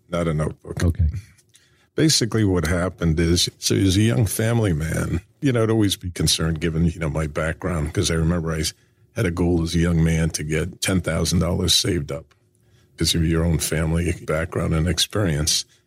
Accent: Brookline, Massachusetts, United States; moved away; also born or lived in Akron, Ohio / New York City; I was born in Akron, Ohio, grew up in uh, Brookline, Massachusetts

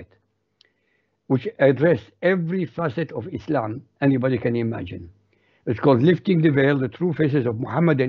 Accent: Baghdad, Baghdad Governorate, Iraq; first language Arabic; English is a second language; moved away as an adult; also born or lived in Europe; I was born in Baghdad, Iraq, so my background is Arabic. My language, my mother tongue is Arabic. I was educated in Iraq.

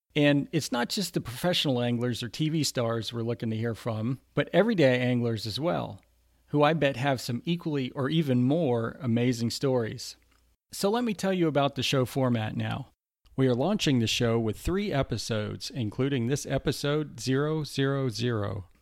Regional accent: Lake County, Florida, United States; also born or lived in Houston, Texas / Orlando, Florida; I grew up in Lake County, Florida, which is just about an hour north of Orlando.

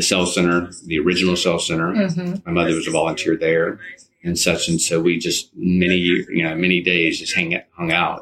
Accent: Alabama, United States; also born or lived in Washington, D.C.; when I moved back to Alabama from Washington, D.C.

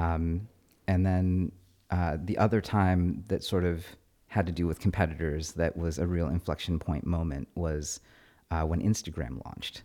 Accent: Fremont, California, United States; I grew up in Fremont

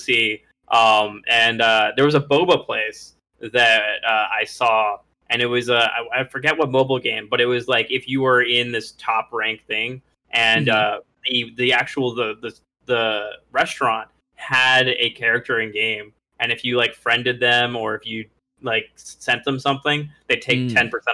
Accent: Atlanta, Georgia, United States; my hometown Atlanta Falcons

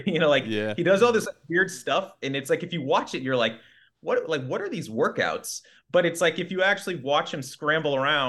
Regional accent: Kansas City, Missouri, United States; moved away as an adult; now in New York City, United States; I grew up in Kansas City. That's where I'm from.

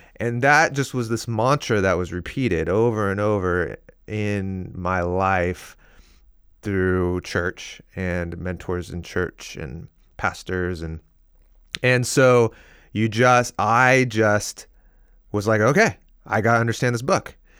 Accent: Seattle, Washington, United States; now in Portland, United States; I grew up here in the Northwest, in the uh, Seattle area, and I live in Portland now

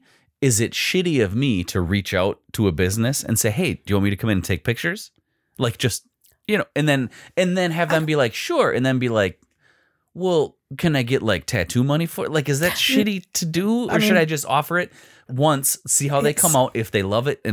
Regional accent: Wabeno, Wisconsin, United States; I grew up in Wabino, right down the road.

